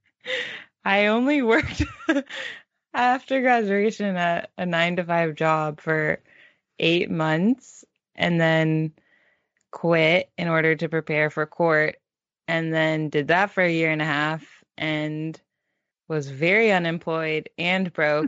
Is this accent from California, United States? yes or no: yes; Palo Alto, California, United States; we grew up in Palo Alto in the Bay, Silicon Valley